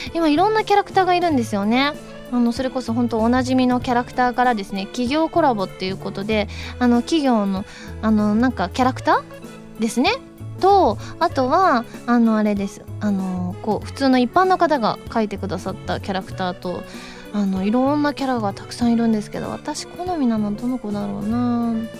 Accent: Osaka, Japan; accent: Kansai-ben; now in Tokyo, Japan; 大阪出身なので

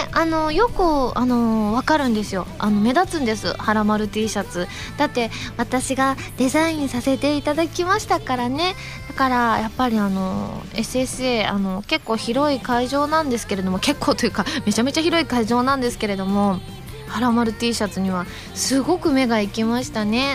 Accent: Osaka, Japan; moved away; 地元大阪での…凱旋ライブとあって

